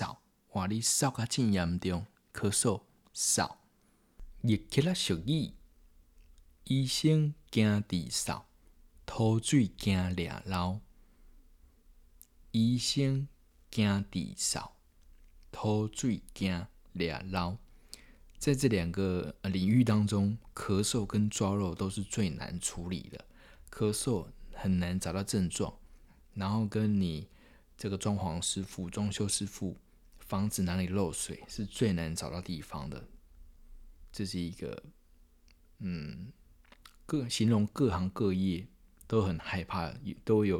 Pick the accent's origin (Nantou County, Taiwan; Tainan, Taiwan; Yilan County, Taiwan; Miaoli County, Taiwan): Yilan County, Taiwan; accent: Yilan accent; 因为我是东台湾，你也知道的宜兰人，我是宜兰人，所以讲。台语会有一个宜兰腔